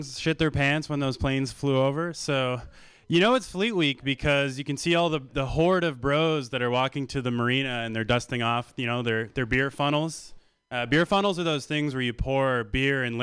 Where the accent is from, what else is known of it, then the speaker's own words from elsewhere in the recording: Canada; So I come from Canada.